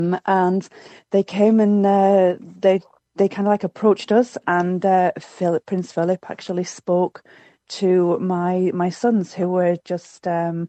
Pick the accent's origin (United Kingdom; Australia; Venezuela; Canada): United Kingdom; Ripon, Yorkshire and the Humber; moved away; Ripon, which is a town that I was born and bred in Yorkshire in the UK.